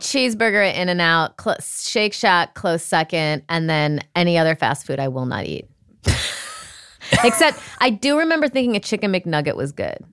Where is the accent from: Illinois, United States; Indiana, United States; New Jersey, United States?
Illinois, United States; Rockford; moved away; I'm from Rockford, Illinois